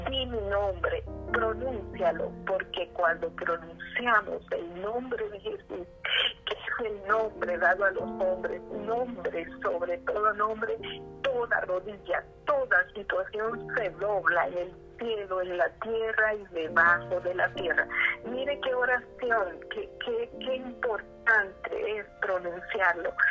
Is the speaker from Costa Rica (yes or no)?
yes; Costa Rica; also born or lived in Honduras; Yo soy costarricense y hondureña. Estaba en un camino en Honduras